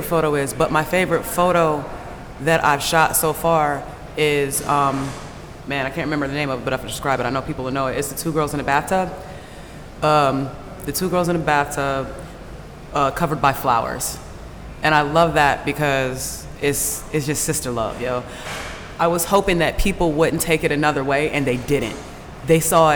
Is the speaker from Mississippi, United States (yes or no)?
yes; Mississippi, United States; now in Atlanta, United States; where I grew up. I'm from Mississippi